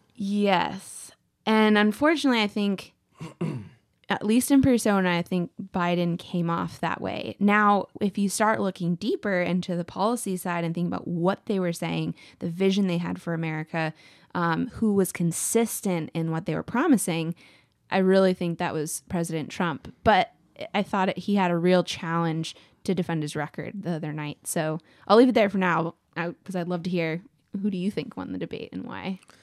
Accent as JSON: {"language": "English", "region": "Texas", "country": "United States", "said": "as a Texan"}